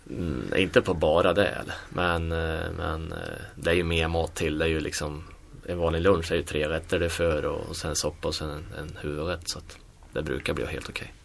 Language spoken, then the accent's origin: Swedish; Sweden; moved away; vi som svenskar